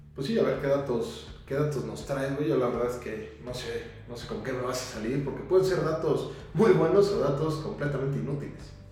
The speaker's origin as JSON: {"language": "Spanish", "country": "Mexico", "said": "ser mexicano"}